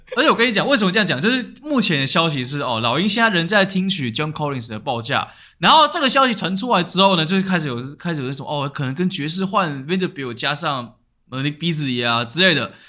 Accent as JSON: {"language": "Chinese", "country": "Taiwan", "said": "代表我台湾人"}